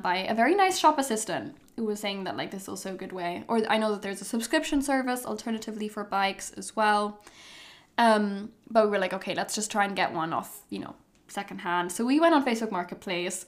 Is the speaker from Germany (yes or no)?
yes; Hamburg, Germany; also born or lived in London; now in Amsterdam, Netherlands; growing up in Hamburg